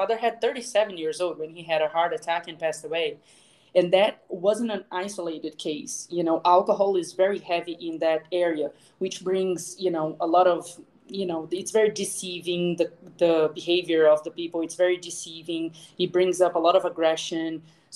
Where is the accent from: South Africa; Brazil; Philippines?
Brazil; moved away as an adult; also born or lived in Boston / Seattle / Florida; I actually grew up in Brazil, where I am back to now